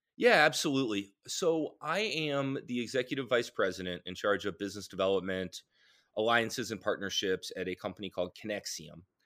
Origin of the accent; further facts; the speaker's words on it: Raleigh, North Carolina, United States; I grew up in Raleigh